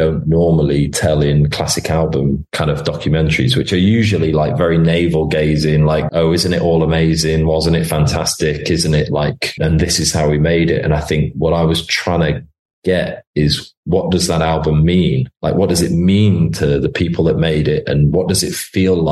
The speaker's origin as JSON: {"language": "English", "country": "United Kingdom", "said": "there's not many things that make me love being British"}